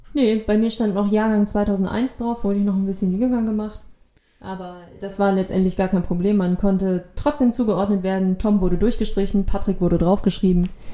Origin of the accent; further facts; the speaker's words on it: Lower Saxony, Germany; now in Kiel, Germany; ich bin Niedersachsen